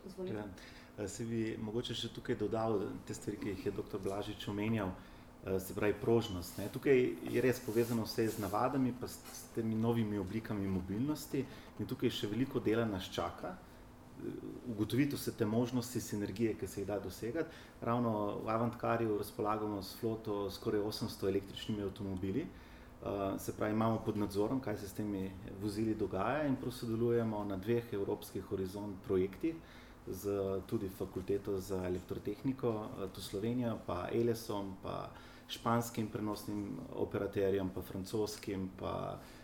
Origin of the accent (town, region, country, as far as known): Slovenia